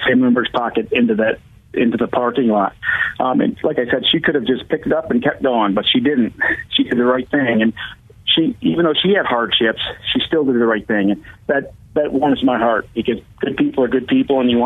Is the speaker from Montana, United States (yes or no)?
no; Grand Rapids, Michigan, United States; I'm from Grand Rapids.